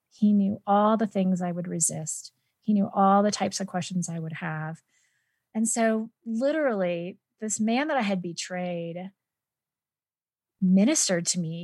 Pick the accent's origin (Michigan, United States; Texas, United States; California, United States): California, United States; San Joaquin Valley, Central; moved away as an adult; also born or lived in Orange County, California; now in Denver, United States; I am originally from Central California